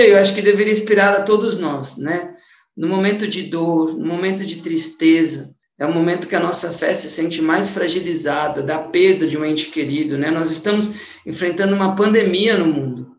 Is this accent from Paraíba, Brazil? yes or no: no; São Bernardo do Campo, São Paulo, Brazil; sou aqui de São Bernardo do Campo